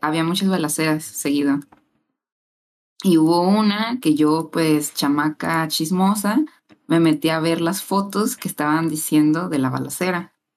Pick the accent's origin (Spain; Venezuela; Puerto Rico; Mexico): Mexico; Poza Rica, Veracruz; yo soy de Poza Rica